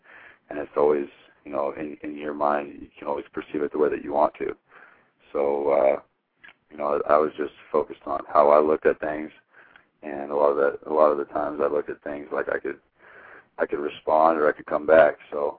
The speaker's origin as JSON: {"language": "English", "town": "Hermiston", "region": "Oregon", "country": "United States", "tie": "born or raised there", "said": "It was huge because growing up from where I'm from, was not a lot of people come out of Hermiston with Division I scholarships"}